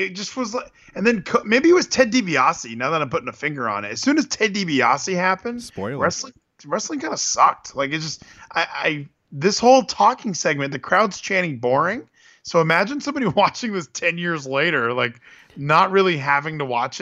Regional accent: San Diego, California, United States; we're from San Diego, okay? We say bro

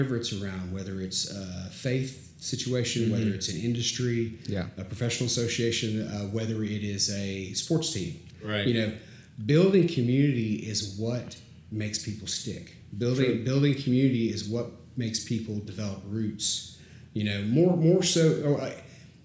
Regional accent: Chattanooga, Tennessee, United States; moved away as an adult; also born or lived in Atlanta, Georgia; now in Augusta, United States; I was born in Chattanooga, moved to Atlanta, moved back to Chattanooga for high school.

